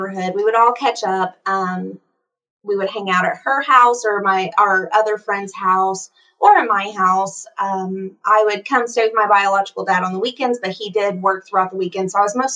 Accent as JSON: {"language": "English", "region": "East Tennessee", "country": "United States", "tie": "born or raised there", "said": "I grew up in East Tennessee in a pretty low-income household"}